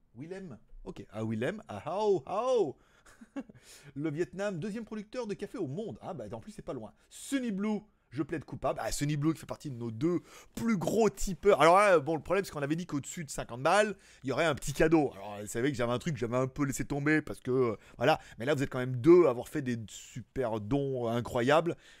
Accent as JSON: {"language": "French", "country": "France", "also_born_or_lived": "Shenzhen", "moved": "as an adult", "lives_now": "Asia", "said": "à la base je suis français"}